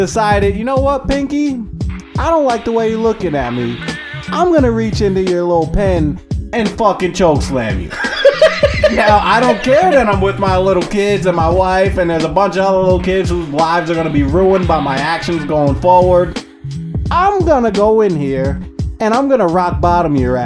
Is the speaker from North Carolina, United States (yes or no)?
no; New York, United States; I'm from New York